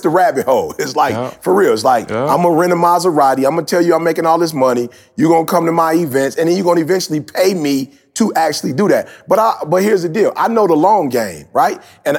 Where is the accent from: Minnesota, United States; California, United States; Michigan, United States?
Michigan, United States; Detroit; I'm from Detroit. Like, I'm really from the city. You know what I'm saying? Like, I didn't grow up in church.